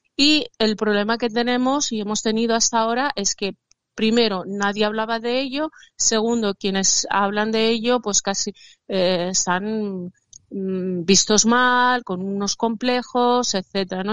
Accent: Spain; me considero una española que ama su país

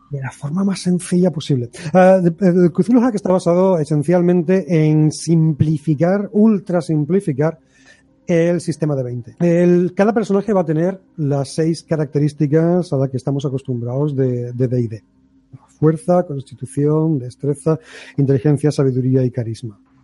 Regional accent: Algeciras, Andalusia, Spain; mi pueblo, destruir Algeciras

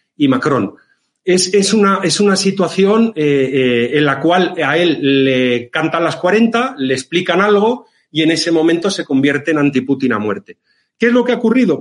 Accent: Valencian Community, Spain; la bonita comunidad valenciana, mi tierra

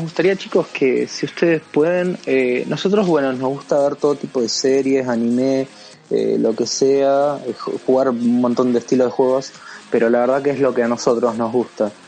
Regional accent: Argentina; nosotros somos de Argentina

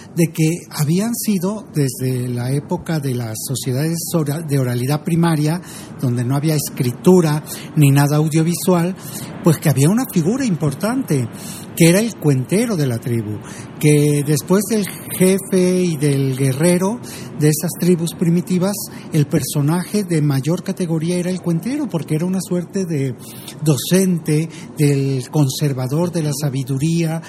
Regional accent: Zacatlán, Puebla, Mexico; moved away as an adult; now in Mexico City, Mexico; soy de Zacatlán de las Manzanas

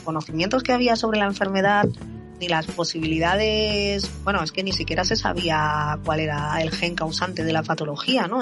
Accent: Madrid, Community of Madrid, Spain; tengo 43 años, soy de Madrid

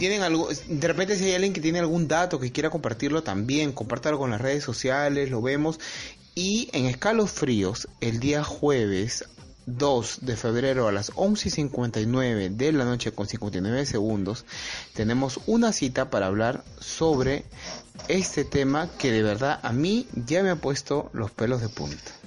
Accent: Peru; yo soy peruano, trabajo en, en Lima

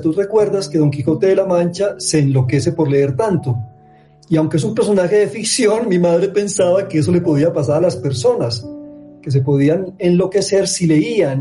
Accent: Barrancabermeja, Santander, Colombia; also born or lived in Medellín; nací en Barranca Bermeja, eh, repito, en medio de una familia antioqueña

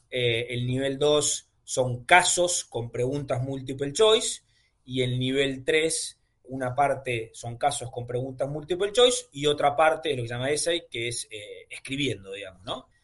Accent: Argentina; Siendo argentino

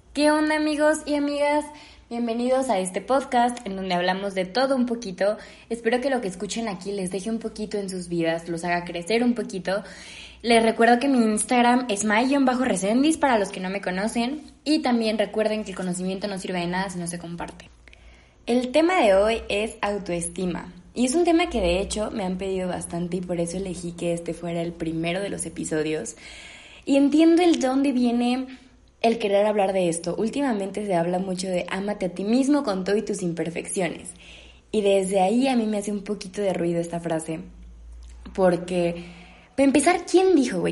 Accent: Mexico; yo al menos soy mexicana

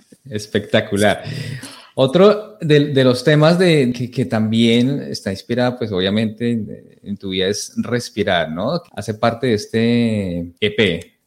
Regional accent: Colombia; now in Toronto, Canada; entramos los colombianos

